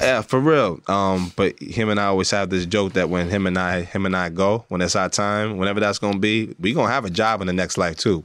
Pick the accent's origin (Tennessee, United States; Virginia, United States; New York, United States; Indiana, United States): New York, United States; New York City; I grew up in Brooklyn